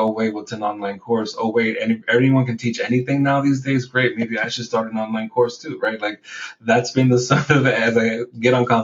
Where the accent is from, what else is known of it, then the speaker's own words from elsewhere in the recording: New York City, New York, United States; also born or lived in Puerto Rico; I was born in Puerto Rico, raised in the Bronx